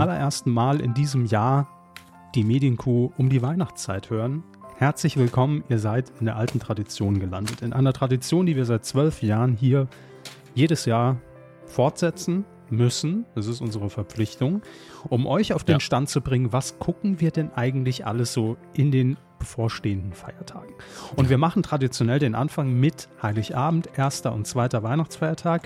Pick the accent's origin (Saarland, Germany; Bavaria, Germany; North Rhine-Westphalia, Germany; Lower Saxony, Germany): Saarland, Germany; Wir als gebürtige Saarländer